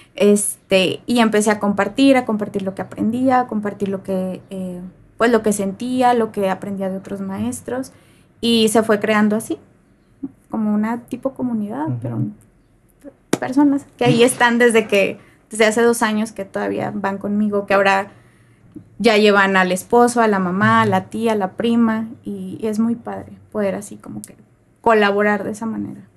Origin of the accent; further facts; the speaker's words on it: Saltillo, Coahuila, Mexico; yo pues nací aquí en Saltillo